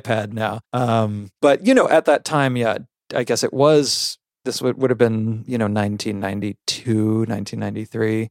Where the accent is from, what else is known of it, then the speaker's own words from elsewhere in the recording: Connecticut, United States; also born or lived in Palo Alto, California; I did grow up, um, yeah, mos-, mostly in the, in Connecticut, in the country.